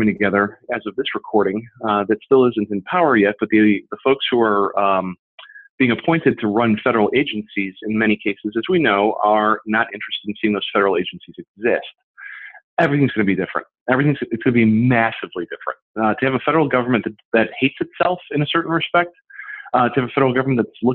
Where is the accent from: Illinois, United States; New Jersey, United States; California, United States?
Illinois, United States; Berwyn; Berwyn, my hometown